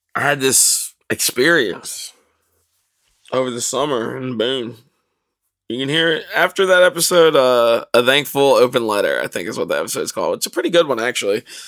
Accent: North Carolina, United States; moved away; I grew up in North Carolina

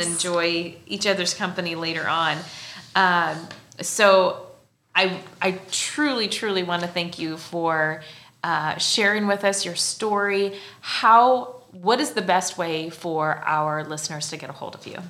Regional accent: Central Illinois, United States; I'm originally from Central Illinois

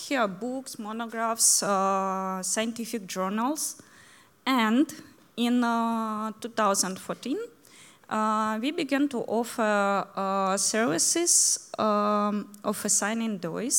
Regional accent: Ukraine; English is a second language

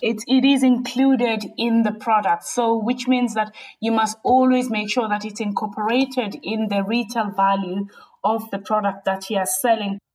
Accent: South Africa; moved away as an adult; now in United Kingdom; Yeah, so I grew up in South Africa. Um, I came into the UK in my really early twenties

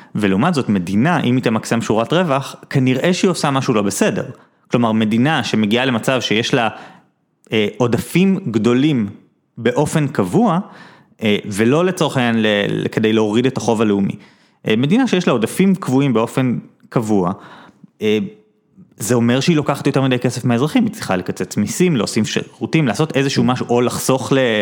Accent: Jerusalem, Jerusalem District, Israel; born or raised there

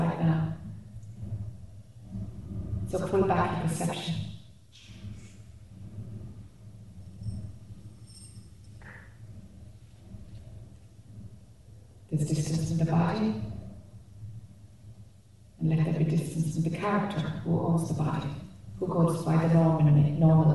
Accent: Ireland; accent: Irish; my Irish accent.

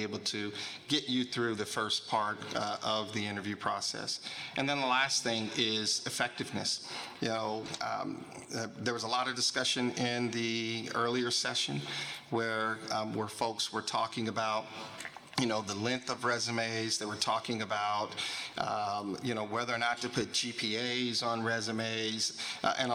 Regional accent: Kansas City, Missouri, United States; I'm originally from Kansas City, Missouri

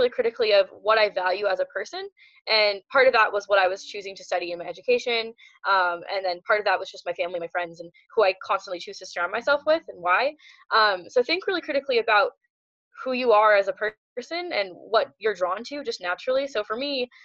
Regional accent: Seattle, Washington, United States; moved away; I was originally from Seattle, started off shooting there

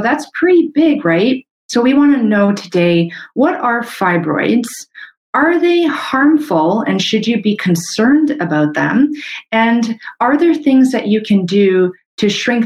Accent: Canada; I'm a Canadian medical doctor

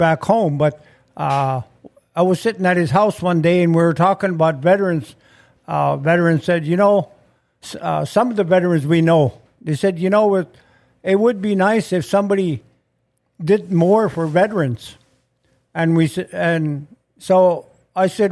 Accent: Belcourt, North Dakota, United States; moved away as an adult; now in Grand Forks, United States; I'm from Turtle Mountains, Belkirk, North Dakota

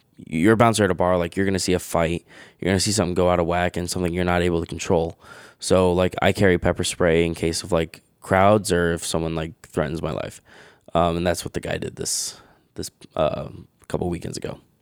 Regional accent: Webster, New York, United States; also born or lived in Fairport, New York; I was born in Fairport, and then in third grade, I moved Webster, and I've lived in Webster my whole life

